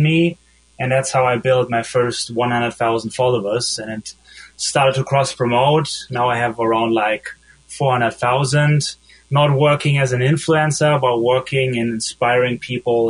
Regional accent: Germany; accent: German; English is a second language; moved away as an adult; also born or lived in Munich / Berlin / Los Angeles; I'm from Germany, like you probably hear from my accent.

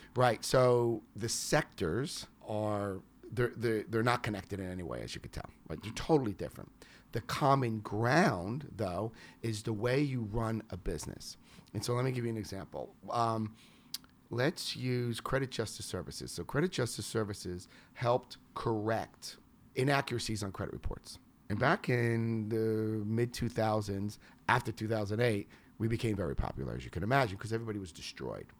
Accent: New York, United States; moved away; I'm from New York

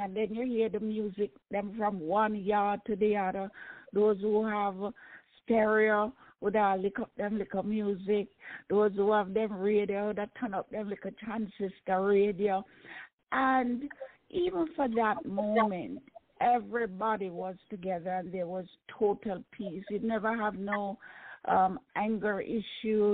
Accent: Jamaica; growing up in Jamaica um, was wonderful

